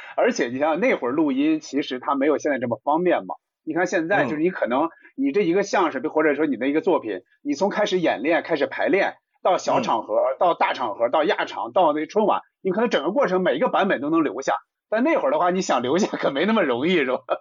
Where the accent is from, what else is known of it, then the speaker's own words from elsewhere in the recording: Hebei, China; 我们老家河北台